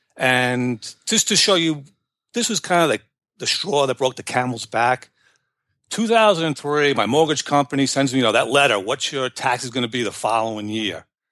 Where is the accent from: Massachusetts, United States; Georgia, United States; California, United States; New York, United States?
New York, United States; moved away; originally from New York. I don't know if you could tell by my accent